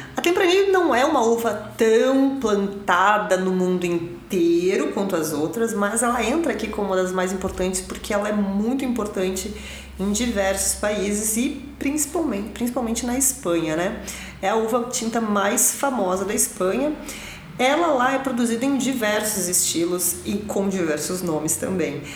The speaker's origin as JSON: {"language": "Portuguese", "region": "Rio Grande do Sul", "country": "Brazil", "said": "Eu venho do Rio Grande do Sul"}